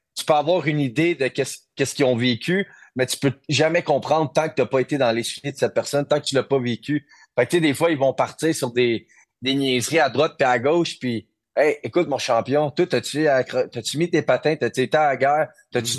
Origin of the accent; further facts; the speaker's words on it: Quebec, Canada; on est des Québécois, on est fiers